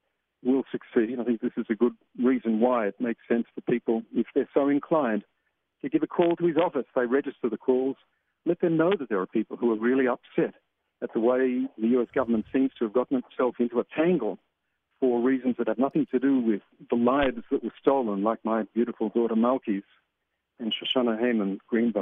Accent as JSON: {"language": "English", "country": "Australia", "moved": "as an adult", "lives_now": "Israel", "said": "I'm from Australia"}